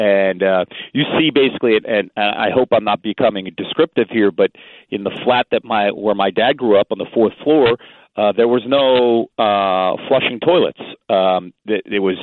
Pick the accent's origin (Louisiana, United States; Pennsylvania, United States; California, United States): Pennsylvania, United States; Phoenixville; also born or lived in West Philadelphia, Pennsylvania; I was born there, and then about 9 months later, I was raised in the suburbs of Phoenixville